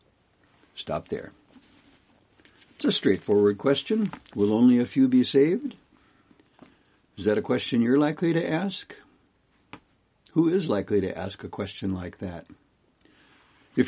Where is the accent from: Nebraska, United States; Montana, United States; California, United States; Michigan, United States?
Montana, United States; Kalispell; I'm from Kalispell, Montana.